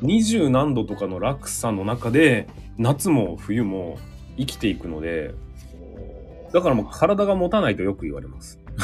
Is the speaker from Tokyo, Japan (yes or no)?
no; Hokkaido, Japan; 僕ら北海道の人たち